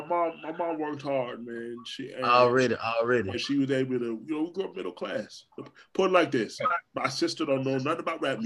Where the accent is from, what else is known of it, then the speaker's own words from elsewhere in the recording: Orlando, Florida, United States; also born or lived in New York; I was born in New York, grew up in Orlando, but I grew up on the side of Orlando that wasn't really that way.